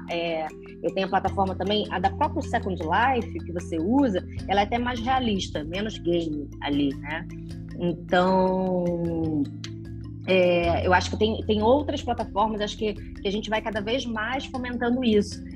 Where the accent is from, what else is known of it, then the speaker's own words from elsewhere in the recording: Rio de Janeiro, Brazil; moved away as an adult; now in São Paulo, Brazil; Eu sou carioca